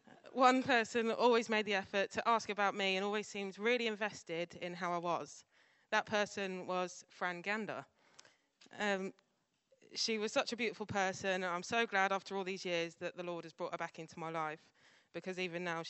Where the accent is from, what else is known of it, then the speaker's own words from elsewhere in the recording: near Newbury, South East England, United Kingdom; also born or lived in Scotland; I was born in Scotland and I grew up on a farm in a little village near Newbury.